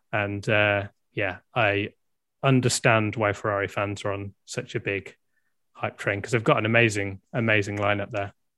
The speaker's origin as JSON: {"language": "English", "country": "United Kingdom", "said": "I'm clearly British"}